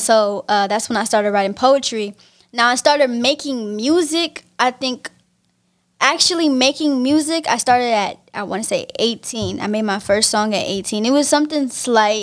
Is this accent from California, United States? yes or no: yes; Pittsburg, California, United States; I'm from Pittsburgh, California